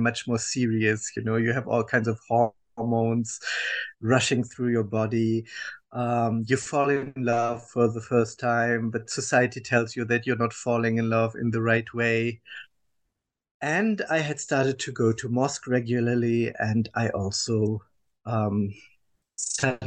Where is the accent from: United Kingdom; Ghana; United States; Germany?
Germany; English is a second language; I was born and raised in Germany, as people will understand from my accent